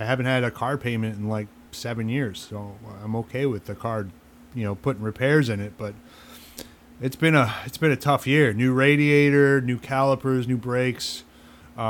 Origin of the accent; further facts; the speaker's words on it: Albany, New York, United States; When I was a kid growing up in Albany, New York